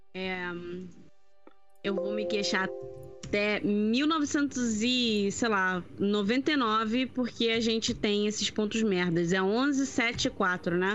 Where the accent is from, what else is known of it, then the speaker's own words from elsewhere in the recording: Rio de Janeiro, Brazil; Eu sou carioca